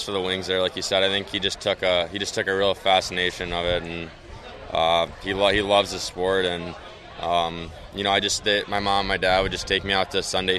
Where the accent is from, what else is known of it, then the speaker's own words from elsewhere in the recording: Plymouth, Michigan, United States; my hometown there in Plymouth